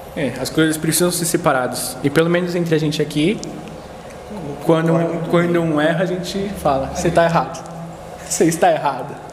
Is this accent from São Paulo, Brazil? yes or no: yes; São Paulo, Brazil; E eu sou do Jabaquara